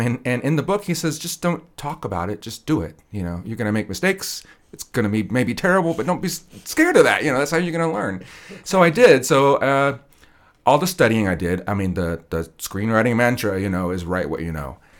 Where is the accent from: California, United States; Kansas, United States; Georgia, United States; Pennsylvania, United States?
Kansas, United States; Wichita; I was born here in Wichita